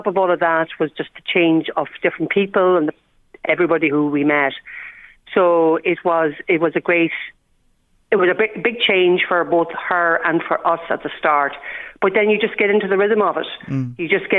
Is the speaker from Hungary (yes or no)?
no; Ireland; whilst I'm Irish